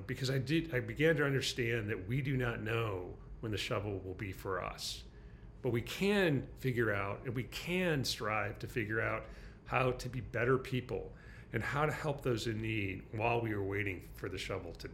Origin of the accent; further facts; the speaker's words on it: Michigan, United States; now in San Francisco, United States; my home state of Michigan, in the middle of Michigan